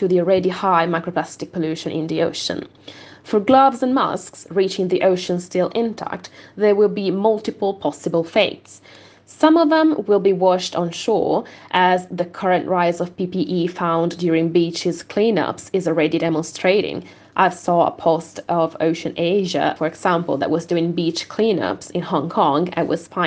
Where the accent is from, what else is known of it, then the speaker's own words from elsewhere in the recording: Veneto, Italy; moved away; I'm from the Veneto region, that is one of the worst hit regions of the state